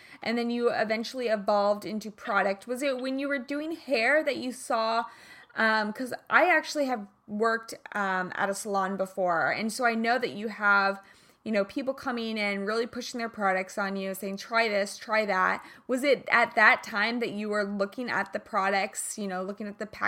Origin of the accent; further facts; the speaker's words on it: Prairie Village, Kansas, United States; I'm from Kansas?